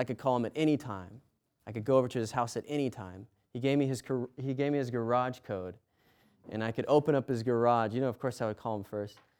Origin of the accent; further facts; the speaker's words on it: United States; I'm American